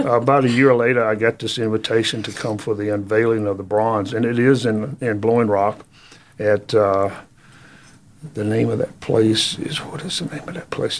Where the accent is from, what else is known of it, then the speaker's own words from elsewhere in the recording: Halifax County, Virginia, United States; moved away as an adult; also born or lived in Lynchburg, Virginia; now in Jonesborough, United States; I was born in Virginia, born in Halifax County, Virginia